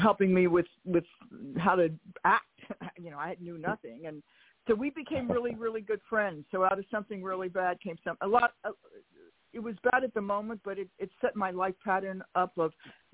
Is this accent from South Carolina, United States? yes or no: no; Philadelphia, Pennsylvania, United States; moved away; I'm from Philadelphia